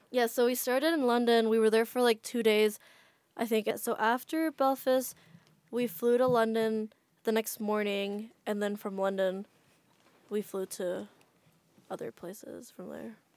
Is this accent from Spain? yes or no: no; Jakarta, Indonesia; moved away as an adult; now in United States; Yeah, I grew up in Jakarta, and then my family moved there while I was already in the U S